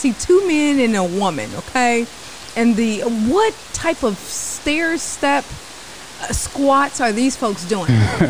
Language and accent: English; Kentucky, United States; I'm from Kentucky.